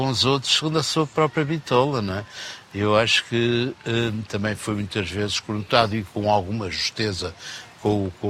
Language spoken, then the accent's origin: Portuguese; Porto, Norte, Portugal; Era assim um bocadinho porreirinha, e eu não sou muito porreirinha, eu sou do Porto.